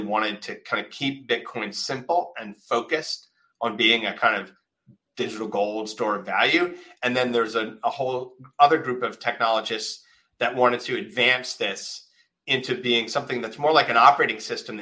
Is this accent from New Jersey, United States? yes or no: no; Winona, Minnesota, United States; I grew up in a small town in Minnesota